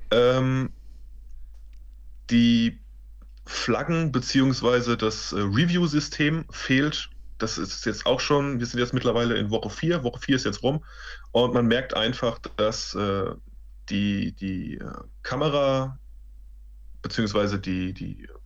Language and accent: German; Mainz, Rhineland-Palatinate, Germany; also ich bin Mainzer der Bub, Frank Frankfurt ist in der Nähe